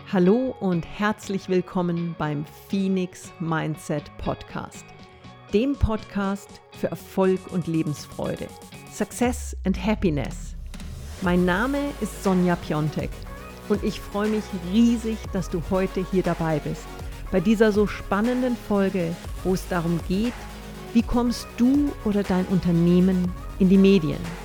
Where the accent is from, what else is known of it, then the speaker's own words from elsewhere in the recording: Fürstenfeldbruck, Bavaria, Germany; also born or lived in Munich / Passau; ich komme grundsätzlich aus München, Münchner Zeitschriften, habe aber meine Jugend im Fürstenfeldbrucker-Raum verbracht